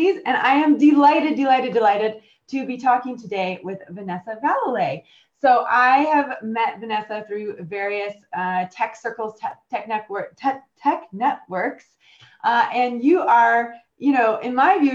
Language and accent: English; United States; moved away as an adult; now in United Kingdom; I am American and I've got permanent residency here